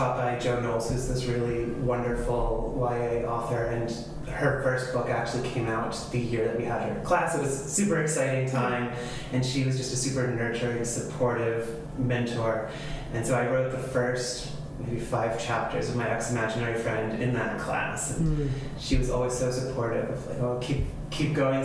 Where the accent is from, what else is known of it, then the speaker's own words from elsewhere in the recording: New Jersey, United States; now in Medford, United States; I'm originally from New Jersey. I grew up as the middle child of five